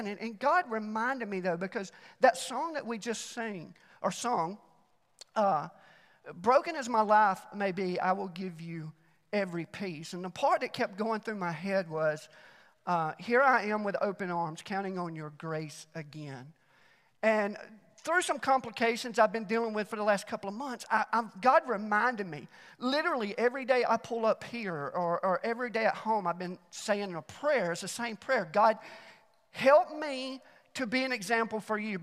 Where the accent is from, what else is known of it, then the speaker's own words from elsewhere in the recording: Alabama, United States; now in Mt. Juliet, United States; I was born and raised in Alabama